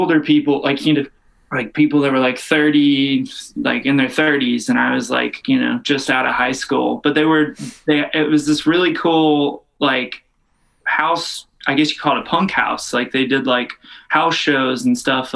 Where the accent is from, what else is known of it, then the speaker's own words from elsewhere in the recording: Kentucky, United States; I grew up in like a pretty like half religious, half not religious. I'm from Kentucky